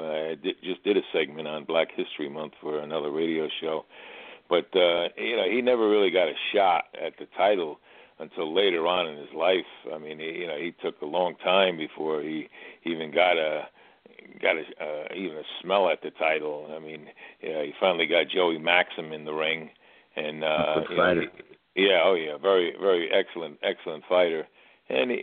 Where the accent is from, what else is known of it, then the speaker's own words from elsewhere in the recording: Paterson, New Jersey, United States; I grew up in Patterson.